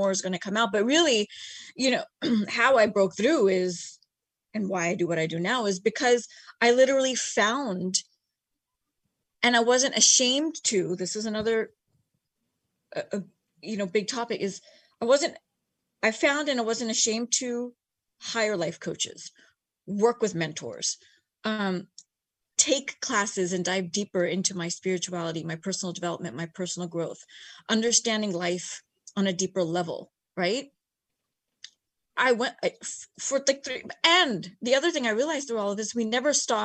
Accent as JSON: {"language": "English", "country": "United States", "tie": "born or raised there", "also_born_or_lived": "Bay Area / Los Angeles", "said": "East Indian myself, born and raised in America"}